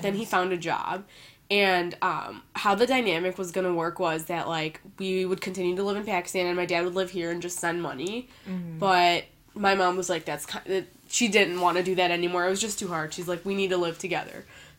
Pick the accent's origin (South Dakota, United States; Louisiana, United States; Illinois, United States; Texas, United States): Illinois, United States; Evanston; So, like, I guess you can say I was born and raised in Chicago, but then I moved to the northern suburbs when I was about, like, 3 or 4 years old, so I went to school there.